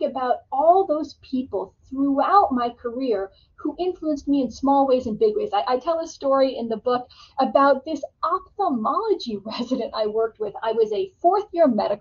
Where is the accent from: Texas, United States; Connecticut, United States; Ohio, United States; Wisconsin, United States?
Connecticut, United States; I grew up in Connecticut, went to a public high school there